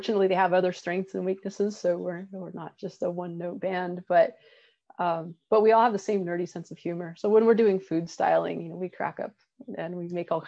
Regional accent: Colorado, United States; and I grew up in Colorado actually, which is something we have in common. And I love the mountains. Here in California, I love the Sierras.

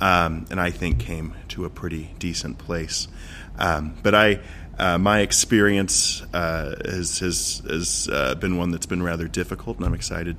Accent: Arizona, United States; I grew up here in Arizona, not in Philadelphia

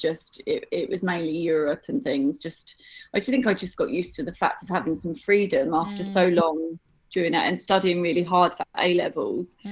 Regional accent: London, United Kingdom; I grew up in North London

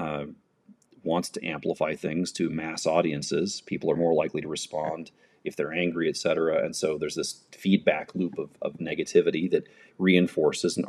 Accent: United States; I'm an American

